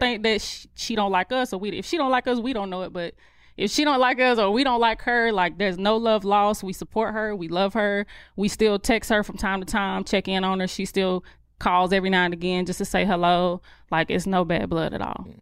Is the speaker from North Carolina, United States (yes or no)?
yes; Charlotte, North Carolina, United States; accent: country; I grew up on the outskirts of Charlotte